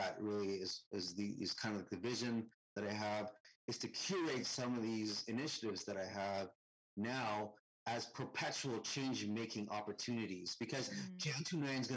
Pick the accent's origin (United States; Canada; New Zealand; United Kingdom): Canada; Most of my teachers in my life were white and Christian growing up in Canada.